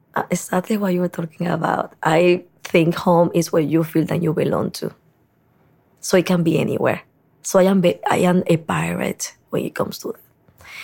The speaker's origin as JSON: {"language": "English", "country": "Dominican Republic", "also_born_or_lived": "New York City", "moved": "as an adult", "lives_now": "New York, United States", "said": "And now I am saying Dominican Republic originally because I cannot erase half my life in New York"}